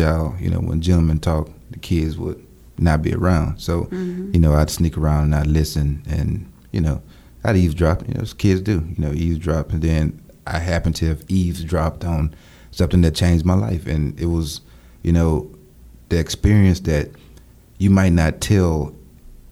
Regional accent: Louisiana, United States; I'm from Louisiana, small town.

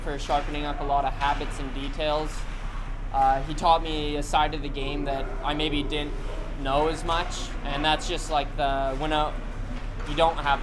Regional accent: Red Deer, Alberta, Canada; growing up in Red Deer minor hockey

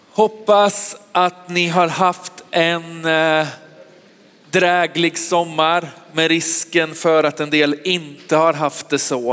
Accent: Västergötland, Västra Götaland, Sweden; also born or lived in Sköndal, Stockholm; now in Stockholm, Sweden; Jag är västgöte egentligen

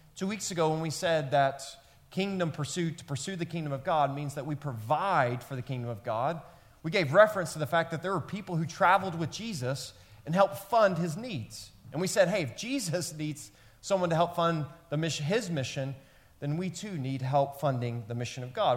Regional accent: Memphis, Tennessee, United States; where I grew up in Memphis, Tennessee

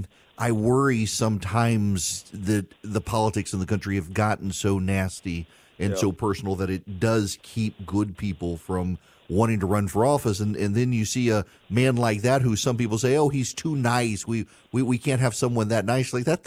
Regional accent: Dubai, United Arab Emirates; now in United States; I grew up in Dubai, and it always strikes me how going around the world as a kid, everyone was just loved the United States

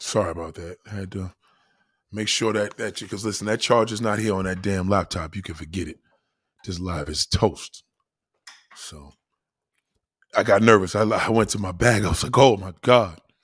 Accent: United States; I'm American

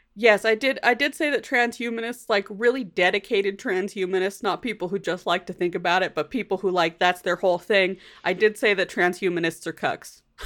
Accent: United States; accent: American; my American accent

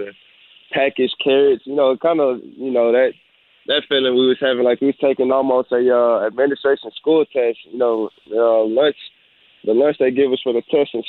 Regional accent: Houston, Texas, United States; I'm from Houston

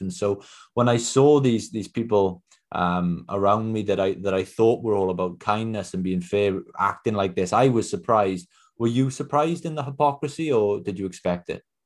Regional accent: Wales, United Kingdom; I'm from Wales myself

